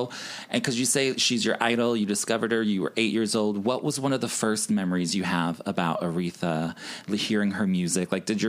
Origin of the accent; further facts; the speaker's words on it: Chicago, Illinois, United States; I'm from Chicago